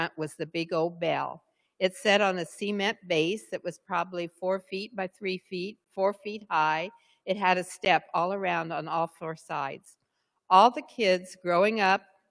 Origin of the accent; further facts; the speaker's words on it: United States; I did have the privilege of growing up in Bachelor Creek. I grew up just a couple miles down the road on 200 North.